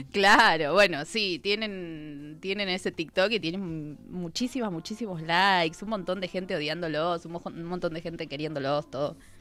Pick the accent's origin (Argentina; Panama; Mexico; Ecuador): Argentina